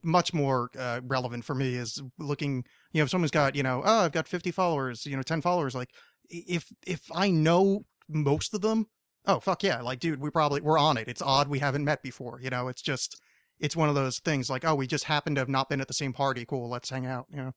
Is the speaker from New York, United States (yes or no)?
yes; outside New York, United States; now in Los Angeles, United States; I grew up on the East Coast originally